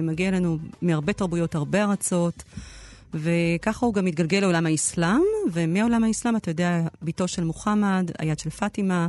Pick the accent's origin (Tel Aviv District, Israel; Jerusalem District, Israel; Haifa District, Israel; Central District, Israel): Jerusalem District, Israel; Jerusalem; אנחנו שנינו ירושלמים